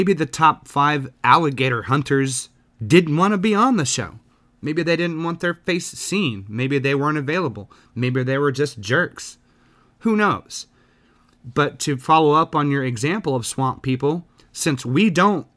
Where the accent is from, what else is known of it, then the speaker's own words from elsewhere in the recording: the South, United States; I'm from the South